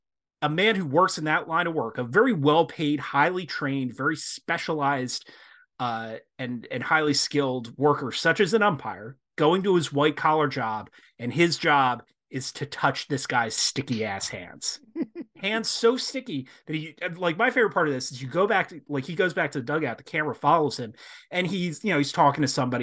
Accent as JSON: {"language": "English", "area": "Pine Barrens", "region": "New Jersey", "country": "United States", "tie": "born or raised there", "said": "I grew up in the Pine Barrens"}